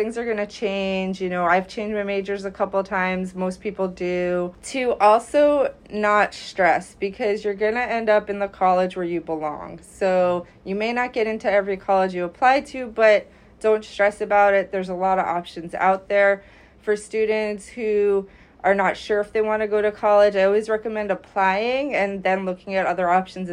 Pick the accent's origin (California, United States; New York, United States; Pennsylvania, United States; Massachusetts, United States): New York, United States; also born or lived in Delaware; I grew up in New York, and I applied to several colleges